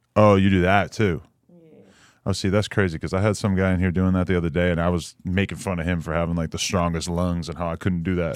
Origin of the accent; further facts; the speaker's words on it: New Hampshire, United States; moved away; also born or lived in New York City; I'm from the, the most irrelevant state, New Hampshire.